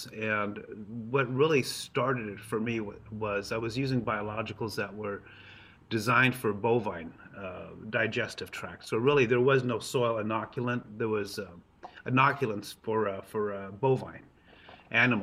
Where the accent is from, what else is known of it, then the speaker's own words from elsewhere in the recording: Los Angeles, California, United States; also born or lived in Hollywood; now in Vacaville, United States; I grew up in Los Angeles.